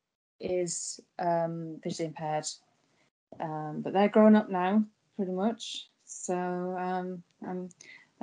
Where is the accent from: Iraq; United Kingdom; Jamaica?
United Kingdom; moved away as an adult; now in Ireland; So I'm from Britain originally, from the UK, and I was born with a visual impairment